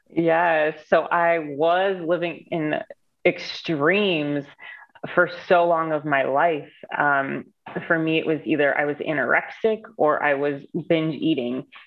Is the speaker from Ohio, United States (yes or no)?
yes; Cleveland, Ohio, United States; I'm from Cleveland, Ohio